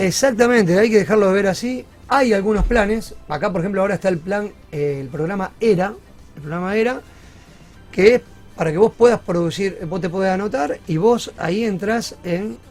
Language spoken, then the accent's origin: Spanish; Rosario, Santa Fe, Argentina; soy rosarino, soy más rosarino que argentino